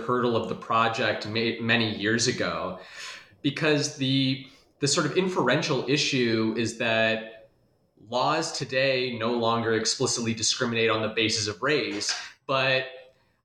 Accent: Des Moines, Iowa, United States; moved away; I'm originally from Des Moines, Iowa

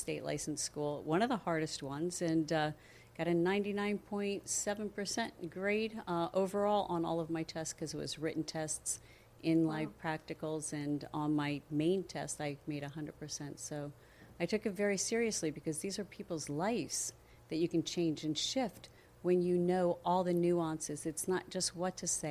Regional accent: Coral Springs, Florida, United States; also born or lived in New Jersey / Pennsylvania; I was raised in Coral Springs.

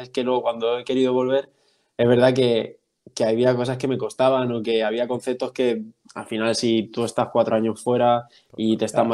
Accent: Albacete, Castilla-La Mancha, Spain; moved away as an adult; also born or lived in Cuenca / United States; Soy, soy de Albacete, soy del noventa y siete, tengo veintiséis años recién cumplidos

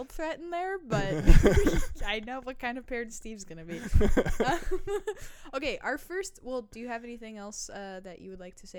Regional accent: Germany; I was born and raised in Germany.

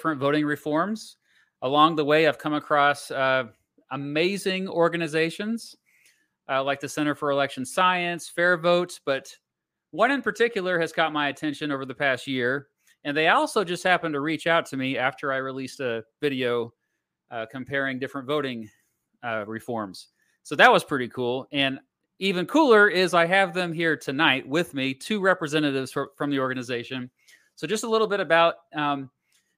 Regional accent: United States; I am an American, in case you didn't know. I live in the United States of America.

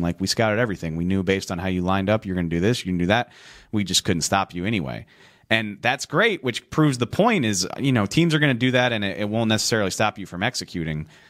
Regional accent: New Orleans, Louisiana, United States; I'm from New Orleans.

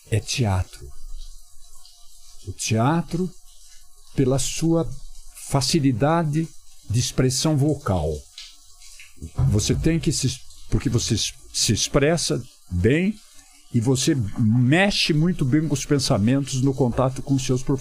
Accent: São Roque, São Paulo, Brazil; Saí de São Roque, fui trabalhar num banco em São Paulo

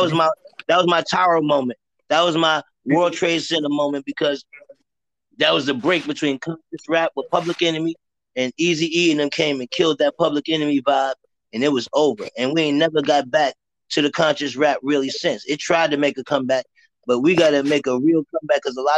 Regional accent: New York City, New York, United States; I'm from Harlem, I grew up in Alpo and them

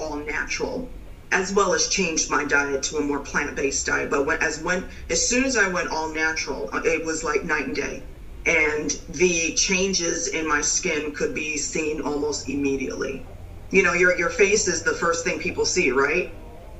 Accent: New York, United States; now in North Carolina, United States; I'm originally from New York, but I'm in North Carolina.

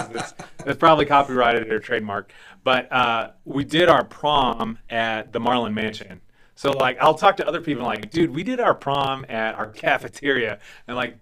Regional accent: Ponca City, Oklahoma, United States; I was born in Oklahoma City, but grew up in Ponca City.

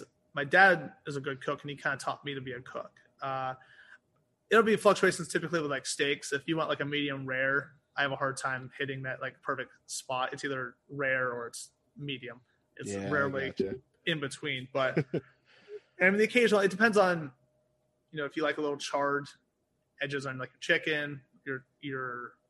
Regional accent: United Kingdom; born there; because I was born in the United Kingdom. So my dad was military.

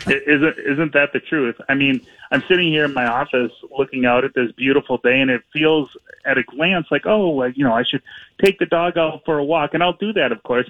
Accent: Minneapolis, Minnesota, United States; I grew up here in Minneapolis and mm-hmm. and have lived here for just about my whole life.

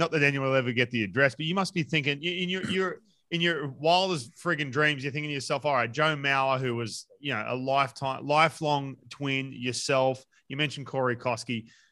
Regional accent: Newcastle, New South Wales, Australia; also born or lived in Lake Macquarie; I grew up in Newcastle

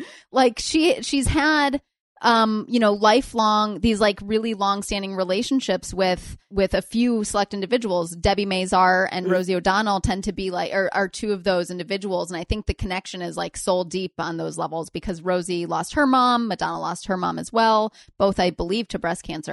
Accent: Milford, Michigan, United States; moved away; also born or lived in Pontiac, Michigan; I'm from, I was born in Pontiac. Um, I'm from a little town called uh, Milford Island, Michigan.

